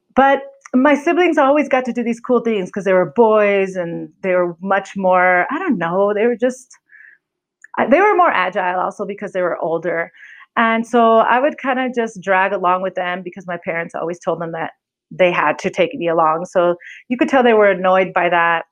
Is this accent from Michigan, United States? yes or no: no; California, United States; accent: American; moved away as an adult; now in Mexico City, Mexico; I'm from California, moved to Mexico City 4.5 years ago to work for a nonprofit.